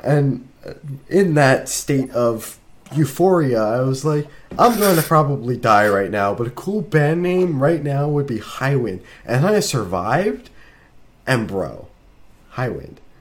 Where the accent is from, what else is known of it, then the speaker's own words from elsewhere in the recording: New Jersey, United States; I'm from New Jersey